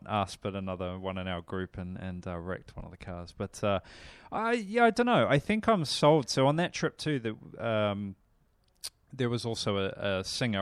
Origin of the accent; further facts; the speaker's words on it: New Zealand; moved away; I come from New Zealand